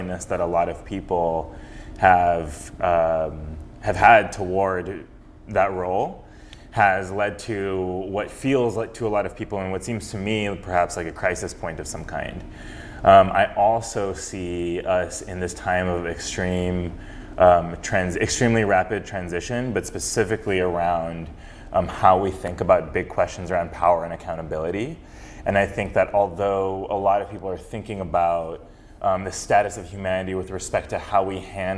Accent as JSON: {"language": "English", "town": "Fresno", "region": "California", "country": "United States", "tie": "born or raised there", "also_born_or_lived": "Berkeley, California", "said": "I grew up in Fresno around a very multicultural, multiracial, multireligious community"}